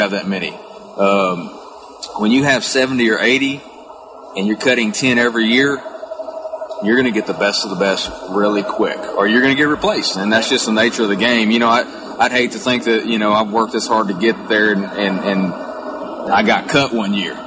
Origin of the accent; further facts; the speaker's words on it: Central Texas, United States; growing up in Texas and around tournament fishing